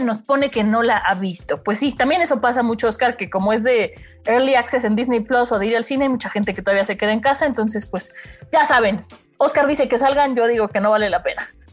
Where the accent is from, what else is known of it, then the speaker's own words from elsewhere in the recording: Mexico; a nosotros como mexicanos